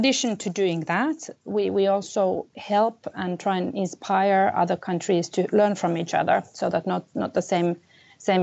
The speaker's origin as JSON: {"language": "English", "country": "Finland", "also_born_or_lived": "Middle East / India", "moved": "yes", "said": "I come from Finland, which is my home country and my country of nationality"}